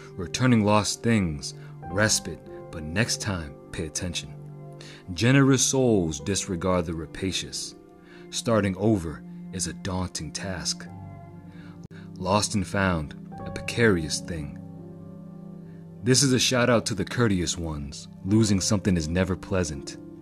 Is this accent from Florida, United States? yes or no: no; Boston, Massachusetts, United States; I'm from Greater Boston, Boston area.